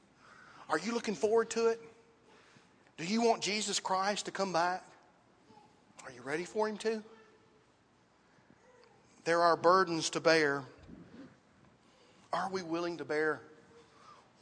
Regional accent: Dixon, United States; where I grew up in Dixon

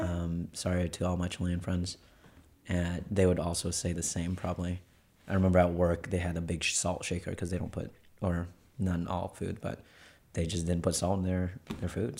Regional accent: Charlotte, North Carolina, United States; moved away as an adult; also born or lived in Texas / Atlanta; I was born and raised in Charlotte, North Carolina

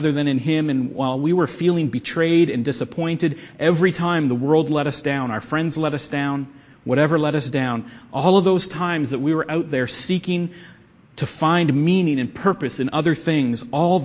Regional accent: Canada; we're Canadians. And that we're Christians. We're Canadian Christians

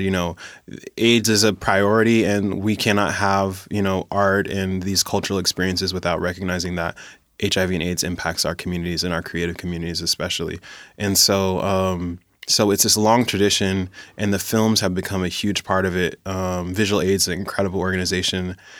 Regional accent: Tacoma, Washington, United States; I grew up in Hilltop

